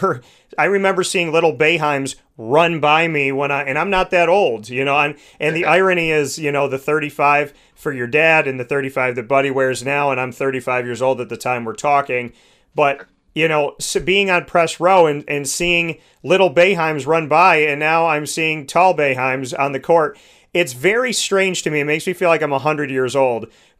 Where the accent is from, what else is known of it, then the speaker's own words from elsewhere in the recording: Syracuse, New York, United States; I know so many of us that grew up in Syracuse.